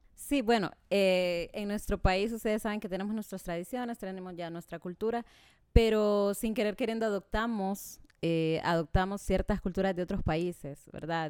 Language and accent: Spanish; Tegucigalpa, Francisco Morazán, Honduras; soy de aquí, Teucigalpa, Honduras, eh, muy orgullosa de mi país. Em, pues en la escuela fue, me fue muy bien, en el al colegio. Em, bueno, nací en el barrio Laureles, un barrio en donde pues crecimos muchos